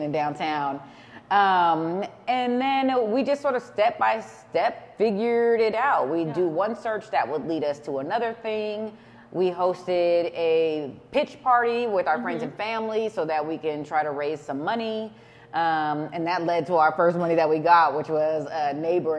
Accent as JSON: {"language": "English", "town": "San Jose", "region": "California", "country": "United States", "tie": "born or raised there", "said": "we're from San Jose, born and raised"}